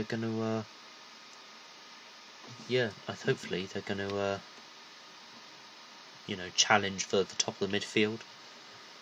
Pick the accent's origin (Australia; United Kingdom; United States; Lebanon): United Kingdom; I'm British